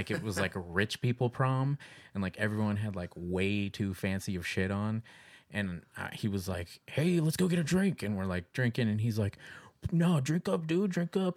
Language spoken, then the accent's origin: English; Kansas, United States; we grew up in Kansas